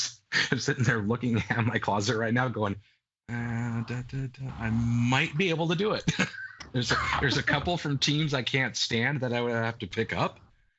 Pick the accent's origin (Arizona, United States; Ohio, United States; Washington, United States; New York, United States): Washington, United States; Seattle; before Seattle has a franchise, because I don't want to go see him in my hometown